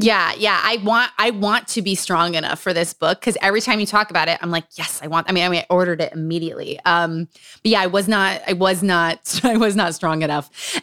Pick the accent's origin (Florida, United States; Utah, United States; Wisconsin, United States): Utah, United States; Growing up in Utah.